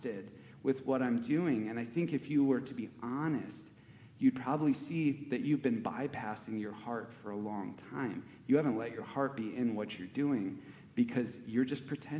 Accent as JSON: {"language": "English", "region": "Wisconsin", "country": "United States", "tie": "born or raised there", "said": "I grew up in Wisconsin"}